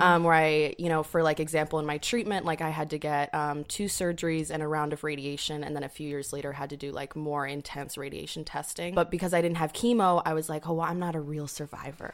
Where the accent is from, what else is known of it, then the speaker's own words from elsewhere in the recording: upstate New York, United States; moved away; I'm from upstate New York